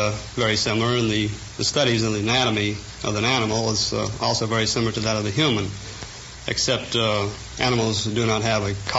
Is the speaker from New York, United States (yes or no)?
no; Los Angeles, California, United States; I was born in southwest Los Angeles, about a stone's throw from USC.